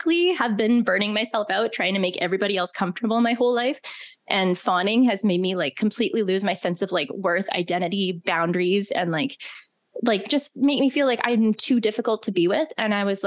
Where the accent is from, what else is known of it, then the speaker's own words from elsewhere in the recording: Alberta, Canada; moved away as an adult; also born or lived in British Columbia / Calgary; my small town that I grew up in.